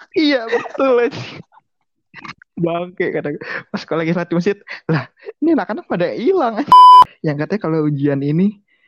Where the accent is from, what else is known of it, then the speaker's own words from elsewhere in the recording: Jakarta, Indonesia; Gua orang Jakarta